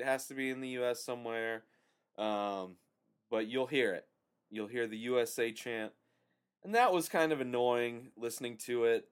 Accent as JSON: {"language": "English", "country": "United States"}